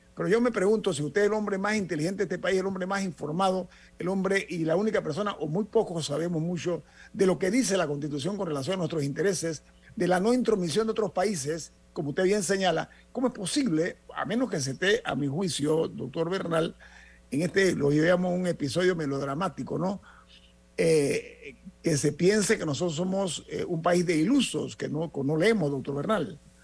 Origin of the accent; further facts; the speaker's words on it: Panama; como ciudadanos, como panameños